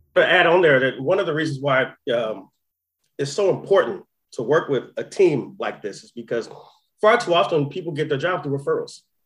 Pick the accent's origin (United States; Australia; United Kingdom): United States; Oakland, California; I'm from Oakland